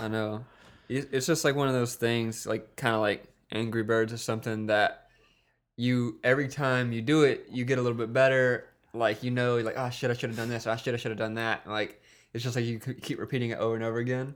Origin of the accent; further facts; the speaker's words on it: Wiggins, Mississippi, United States; I'm from Wiggins, Mississippi. It's a small town in Mississippi